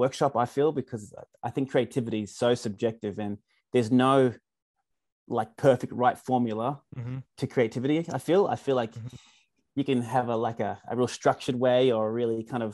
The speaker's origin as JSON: {"language": "English", "town": "Canberra", "region": "Australian Capital Territory", "country": "Australia", "tie": "born or raised there", "said": "Canberra, born and raised."}